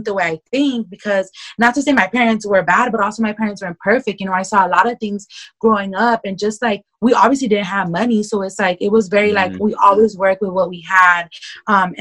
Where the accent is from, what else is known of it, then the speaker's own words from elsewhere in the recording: Los Angeles, California, United States; I grew up here in South Central Los Angeles. I've been living here all my life